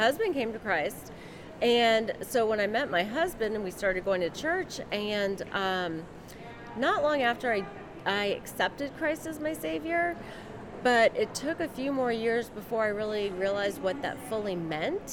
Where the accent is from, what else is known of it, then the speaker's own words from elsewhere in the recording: Northern Virginia, United States; now in Maryland, United States; I grew up in uh, Northern Virginia